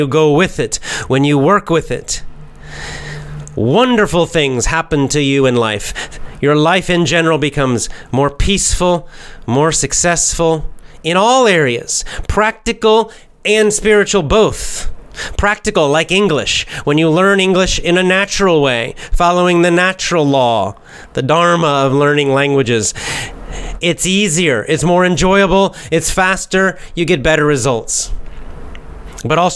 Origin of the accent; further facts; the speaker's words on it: United States; accent: standard American; I have a normal American accent, standard American accent